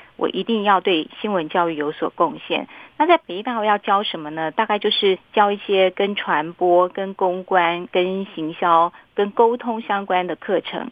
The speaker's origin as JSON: {"language": "Chinese", "region": "Miaoli County", "country": "Taiwan", "said": "因为我是苗栗人"}